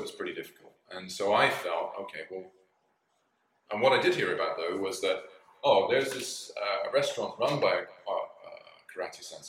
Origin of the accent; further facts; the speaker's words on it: United Kingdom; moved away as an adult; also born or lived in London / Greece / Japan; I worked as a doorman in my home country, in my hometown in the UK